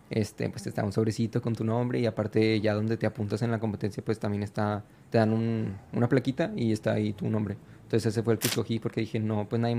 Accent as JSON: {"language": "Spanish", "town": "El Paso", "region": "Texas", "country": "United States", "tie": "born there", "said": "yo nací allá en, en El Paso, Texas y pues sí es mi"}